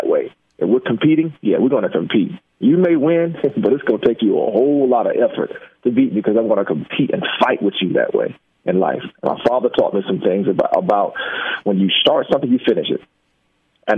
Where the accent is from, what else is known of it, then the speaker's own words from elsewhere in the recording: Jacksonville, Florida, United States; the neighborhood was a rough one growing up in Jacksonville